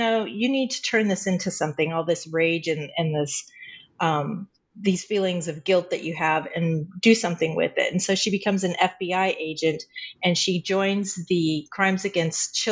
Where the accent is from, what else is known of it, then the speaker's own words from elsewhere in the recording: Colorado Springs, Colorado, United States; moved away as an adult; I was born in Colorado Springs, grew up in Colorado Springs, and then married and moved away